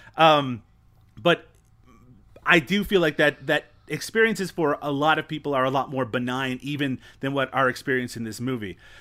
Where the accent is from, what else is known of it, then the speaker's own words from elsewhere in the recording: Newfoundland and Labrador, Canada; I come from Newfoundland, which is notorious in my own country